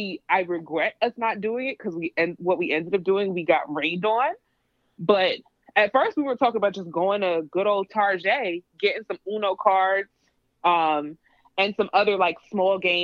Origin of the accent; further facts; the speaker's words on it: New York City, New York, United States; I'm from the Bronx